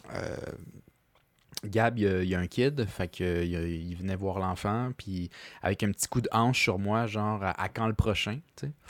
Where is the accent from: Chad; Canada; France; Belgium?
Canada; Quebec